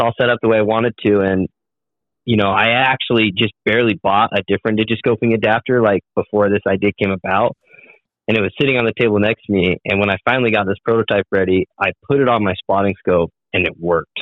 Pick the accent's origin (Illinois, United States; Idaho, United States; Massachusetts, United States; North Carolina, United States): Idaho, United States; Southeast; I'm from Southeast Idaho